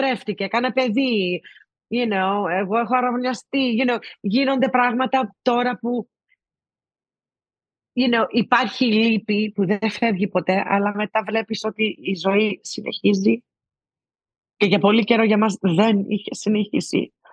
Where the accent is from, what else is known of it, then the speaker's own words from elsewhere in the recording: Greece; Και εννοείται ότι επειδή είμαστε Έλληνες είχαμε ένα special ε, δεσμό.